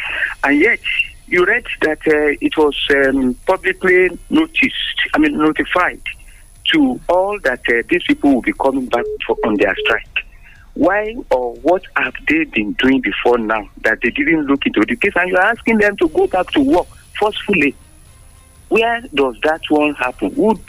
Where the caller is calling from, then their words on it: Abeokuta, Ogun State, Nigeria; Good morning. … from Abeokuta.